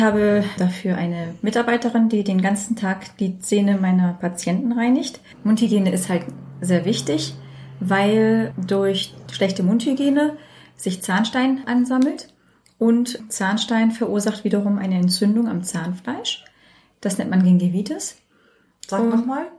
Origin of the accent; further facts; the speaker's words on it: Germany; ich bin hier in Deutschland aufgewachsen, geboren und fühle mich auch sehr deutsch